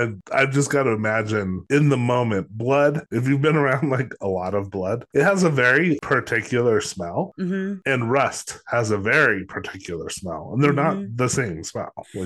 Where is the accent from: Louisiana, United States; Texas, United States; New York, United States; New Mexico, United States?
New Mexico, United States; Los Alamos; a lot of people I grew up with in Los Alamos